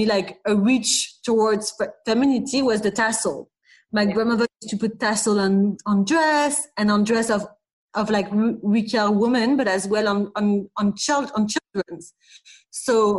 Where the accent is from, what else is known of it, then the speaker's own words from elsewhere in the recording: Paris, Île-de-France, France; English is a second language; We were going mostly on the weekend to London, but we were really living in Paris. You can see I don't have a British accent